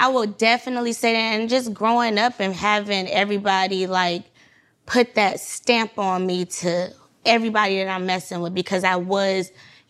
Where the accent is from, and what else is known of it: Atlanta, Georgia, United States; born or raised there